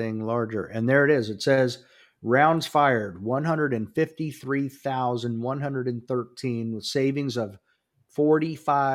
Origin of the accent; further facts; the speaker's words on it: Dallas, Texas, United States; I was born in Dallas